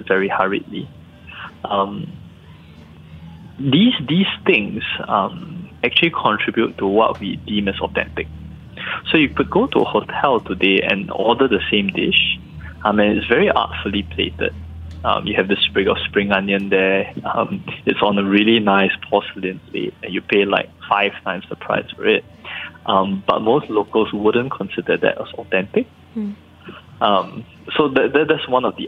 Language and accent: English; Singapore; also born or lived in United States; I'm Singaporean